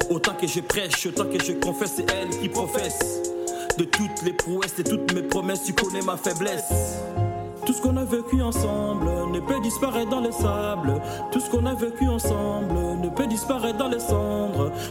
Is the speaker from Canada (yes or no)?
no; France; grandi ici en France, euh, et puis euh, j'ai fait un peu de hip-hop. Et en même temps, on n'oublie pas nos origines, nos origines.